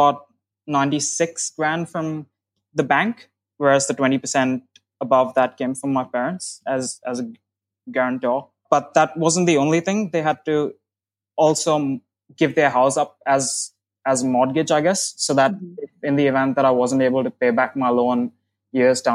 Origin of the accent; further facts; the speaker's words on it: India; moved away as an adult; now in Australia; I'm originally from India. I decided to move to Australia in 2016 to study